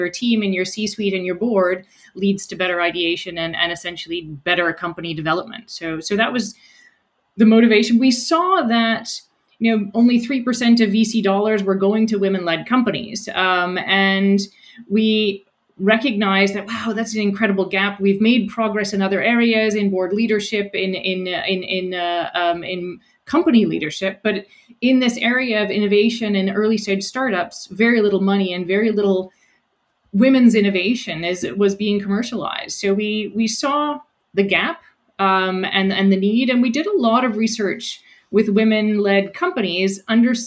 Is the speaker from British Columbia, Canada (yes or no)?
no; rural New Brunswick, Canada; moved away as an adult; also born or lived in Montreal / Netherlands; now in Halifax, Canada; I grew up in New Brunswick, in rural New Brunswick.